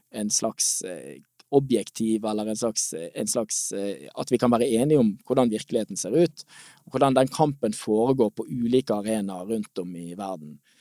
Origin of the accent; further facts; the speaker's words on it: Norway; vi som nordmenn